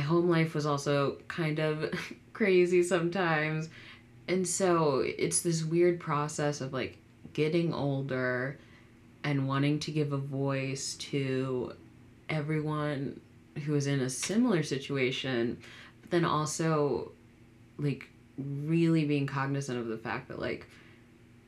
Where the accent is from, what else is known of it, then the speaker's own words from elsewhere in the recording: Fairfax County, Northern Virginia, United States; I grew up in Northern Virginia, which is, like, diverse depending on where you are, but then again, but still not very. Grew up in Fairfax County